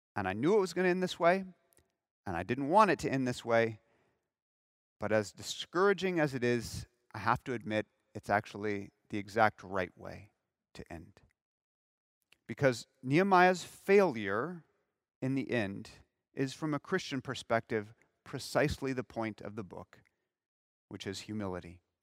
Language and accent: English; Southern California, United States; moved away; I'm from Southern California